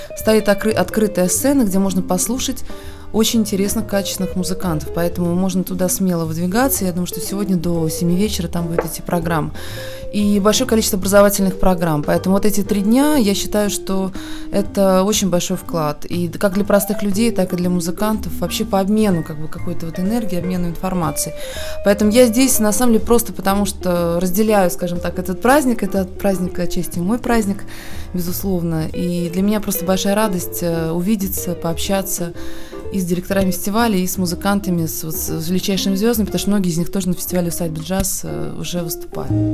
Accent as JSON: {"language": "Russian", "region": "Moscow", "country": "Russia", "said": "Я хотя сама москвичка в пятом поколении"}